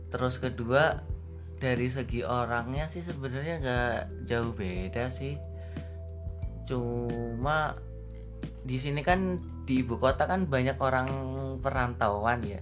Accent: Kendal, Central Java, Indonesia; gua dari Kendal

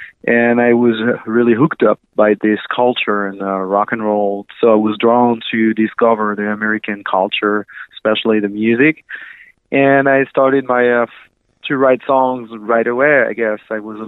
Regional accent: Dijon, Bourgogne-Franche-Comté, France; accent: French; English is a second language; moved away as an adult; now in Los Angeles, United States; I was born in Dijon, France, in Burgundy, the country of wine and good food in France. Yeah. It's in between Paris and Lyon in the countryside, so there's lots of vineyard and stuff like that.

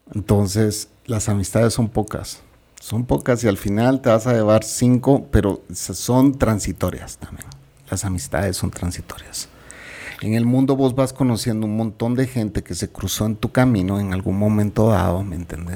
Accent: Guatemala; Yo soy guatemalteco

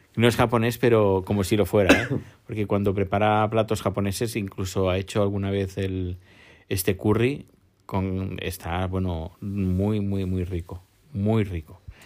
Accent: Terrassa, Catalonia, Spain; en Tarrasa, mi pueblo natal

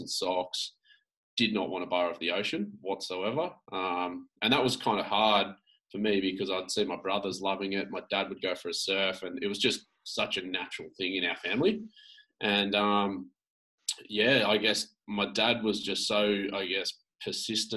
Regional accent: Sydney, New South Wales, Australia; I grew up in Sydney on the Northern Beaches

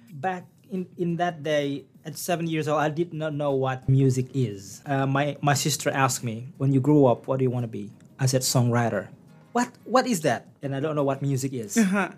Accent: Bangka Belitung Islands, Indonesia; English is a second language; moved away as an adult; now in Newfoundland and Labrador, Canada; I was born and raised in the uh, small village named Sempan

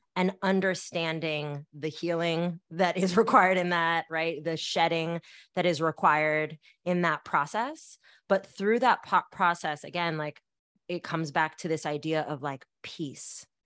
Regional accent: Bay Area, California, United States; I grew up in the Bay Area where that's not part of our music culture.

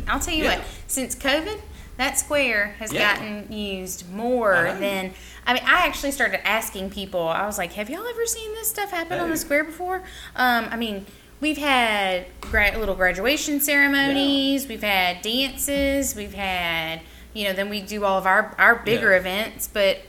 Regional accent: New Orleans, Louisiana, United States; moved away; I grew up right outside of New Orleans.

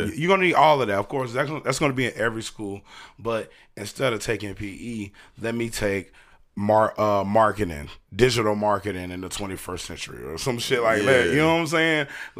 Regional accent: Brunswick, Georgia, United States; also born or lived in Hinesville / Darien; I say I'm from Darien, but I wasn't born in Darien. I was born in Hinesville, Georgia.

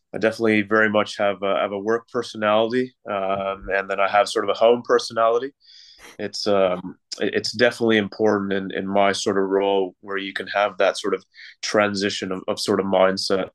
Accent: Toronto, Ontario, Canada; moved away as an adult; Originally from Canada, so born and raised in Canada from Toronto.

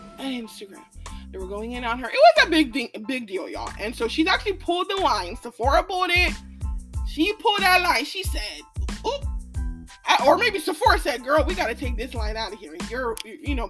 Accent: Nigeria; now in United States

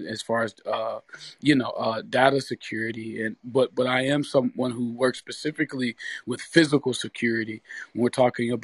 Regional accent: Detroit, Michigan, United States; I'm from Detroit too. Me and Michael and I grew up not too far from each other

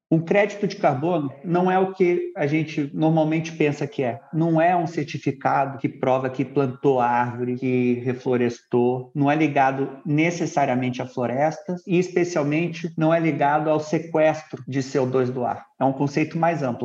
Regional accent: São Paulo, Brazil; also born or lived in Rio de Janeiro / United States; Eu sou carioca, flamenguista doente, cresci em São Paulo

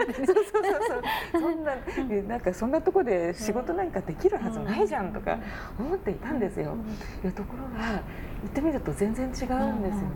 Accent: Japan; 日本人だから

